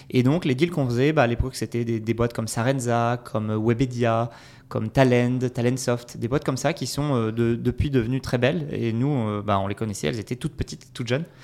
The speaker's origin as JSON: {"language": "French", "region": "south-west France", "country": "France", "lives_now": "Lille, France", "said": "alors je suis un Lillois d'adoption depuis, euh, depuis 5-6 ans. à la base, je suis du sud-ouest de la France, mais j'ai beaucoup bougé"}